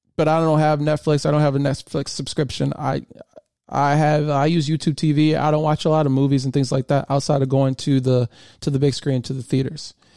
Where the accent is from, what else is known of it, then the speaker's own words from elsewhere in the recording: Michigan, United States; moved away as an adult; now in Southern Maryland, United States; I grew up in Michigan.